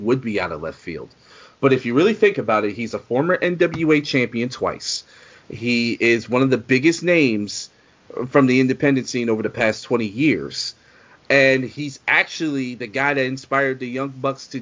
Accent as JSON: {"language": "English", "town": "Philadelphia", "region": "Pennsylvania", "country": "United States", "tie": "born or raised there", "said": "in my hometown in Philly"}